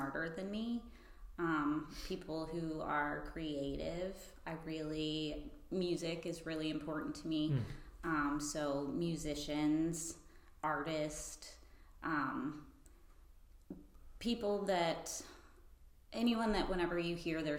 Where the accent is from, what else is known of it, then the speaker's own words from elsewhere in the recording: Freeport, Florida, United States; I grew up in Freeport